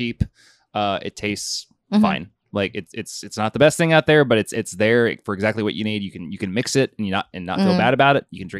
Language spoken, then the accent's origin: English; United States; because I'm an American